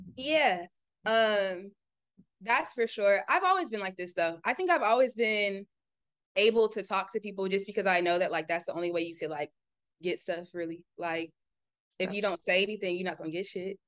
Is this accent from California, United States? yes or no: yes; Orange County, California, United States; moved away as an adult; also born or lived in Long Beach; now in Atlanta, United States; I'm from the suburbs. Like I'm from Orange County